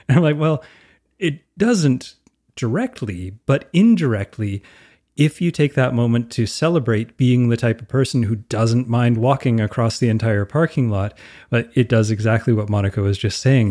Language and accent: English; Canada